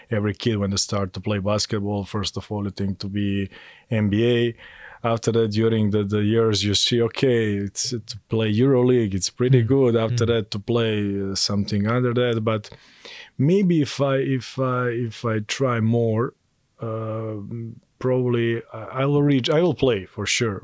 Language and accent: English; Montenegro; moved away as an adult; also born or lived in Belgrade, Serbia; now in Taiwan; I'm originally from Montenegro and I I started to play basketball there when I was nine